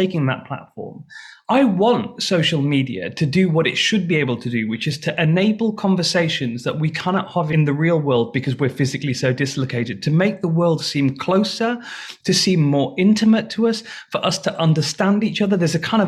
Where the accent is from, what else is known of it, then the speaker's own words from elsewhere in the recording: United Kingdom; moved away as an adult; now in Washington, D.C., United States; I moved to America in June 2020 during the pandemic to Washington, D.C. Clearly, I'm British